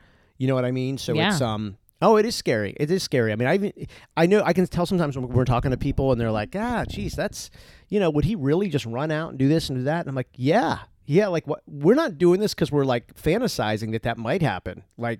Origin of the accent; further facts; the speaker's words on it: East Coast, United States; I was from the East Coast. So I'm from, you know, seafood, a lot of seafood.